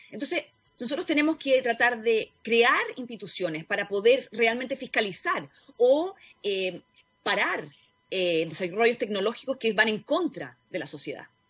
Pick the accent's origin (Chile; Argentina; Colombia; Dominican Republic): Chile; yo vengo de Chile